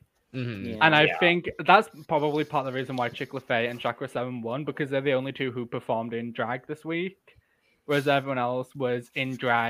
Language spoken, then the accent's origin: English; Yorkshire and the Humber, United Kingdom; I'm from Yorkshire.